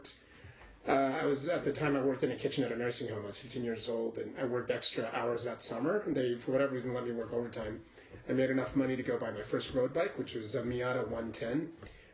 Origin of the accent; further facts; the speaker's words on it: Denver, Colorado, United States; also born or lived in India / Lakewood, Colorado; I grew up in Denver and then over high school in Lakewood, Colorado.